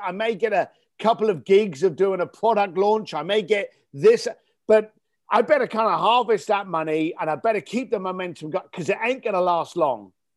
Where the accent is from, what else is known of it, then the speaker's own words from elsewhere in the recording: London, United Kingdom; as a young ga-, lad growing up in East London, um, in, in the eighties and nineties